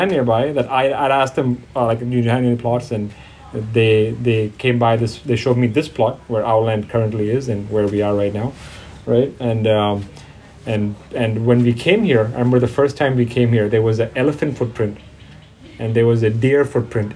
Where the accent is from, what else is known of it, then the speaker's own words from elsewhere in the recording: Thailand; I grew up in Thailand ever since I was 1 year old